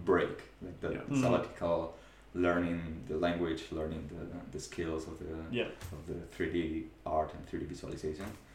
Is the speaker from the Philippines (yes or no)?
no; Spain; English is a second language; moved away as an adult; now in New Zealand; I come from Spain